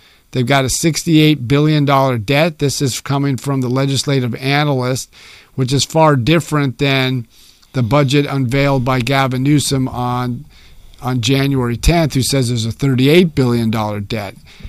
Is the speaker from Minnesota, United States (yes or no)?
no; California, United States; I was born and raised in California